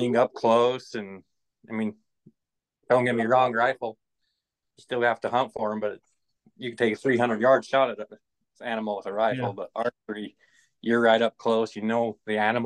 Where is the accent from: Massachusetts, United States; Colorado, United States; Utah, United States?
Utah, United States; I'm from Utah.